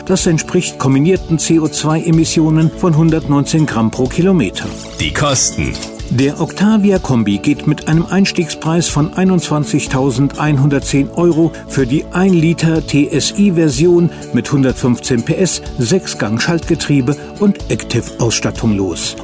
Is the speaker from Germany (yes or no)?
yes; Germany; Bei uns in Deutschland sagt man meistens Skoda mit langgezogenem O.